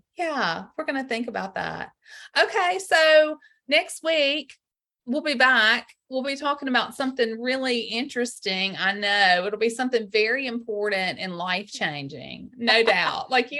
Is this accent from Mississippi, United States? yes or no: yes; Greenville, Mississippi, United States; I grew up in Greenville, Mississippi, in the Delta on the Mississippi River.